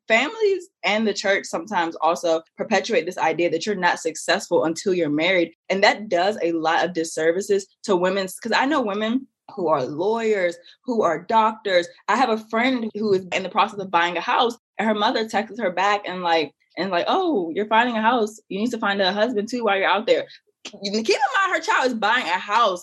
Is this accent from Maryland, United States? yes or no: yes; Maryland, United States; I'm from Maryland